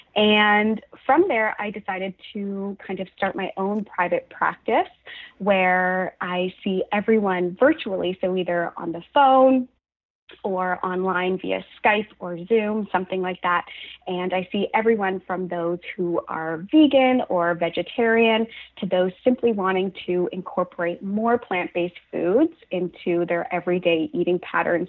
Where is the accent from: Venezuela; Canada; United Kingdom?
Canada; Halifax, Nova Scotia; now in Toronto, Canada; So I'm from Halifax, Nova Scotia. I'm currently living in Toronto